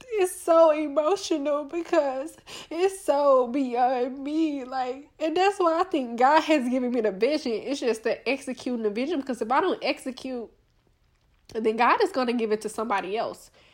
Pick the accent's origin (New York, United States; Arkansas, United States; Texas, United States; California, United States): Arkansas, United States; Little Rock; I'm from Little Rock, like, Arkansas, like, a small town, you know, a small town girl